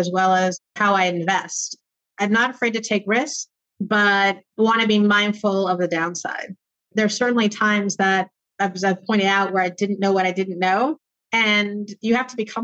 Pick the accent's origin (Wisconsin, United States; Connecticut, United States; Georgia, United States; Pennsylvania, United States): Pennsylvania, United States; Pittsburgh; also born or lived in New York City area; I actually grew up in Pittsburgh, Pennsylvania